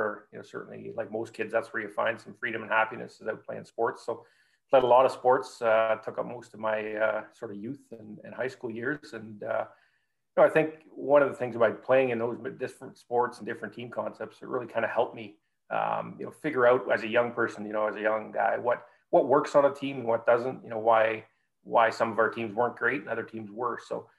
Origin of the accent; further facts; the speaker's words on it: Espanola, Ontario, Canada; I grew up in Northern Ontario, a little town called Espanola, which is about an hour away from Sudbury.